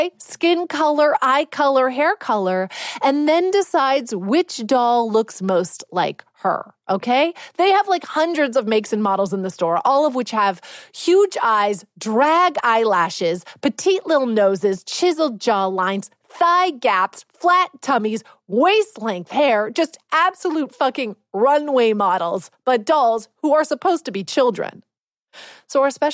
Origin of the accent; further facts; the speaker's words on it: Canada; I'm too Canadian